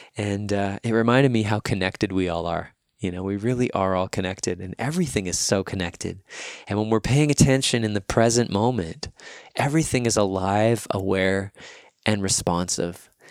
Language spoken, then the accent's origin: English; Winnipeg, Manitoba, Canada; I'm here back in my hometown of Winnipeg.